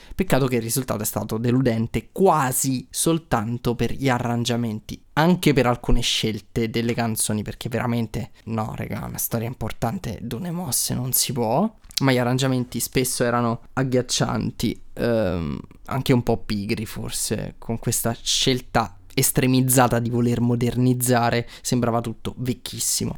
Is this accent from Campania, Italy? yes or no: yes; Naples, Campania, Italy; io sono di Napoli